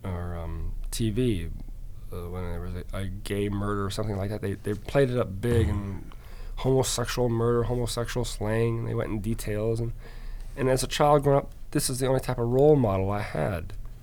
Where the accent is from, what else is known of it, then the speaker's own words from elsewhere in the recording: Alaska, United States; also born or lived in Georgia; So I tell people that I was born in Georgia, raised in Alaska, joined the Air Force in England. I'm a resident of Florida, live in Virginia, and visiting Chicago today.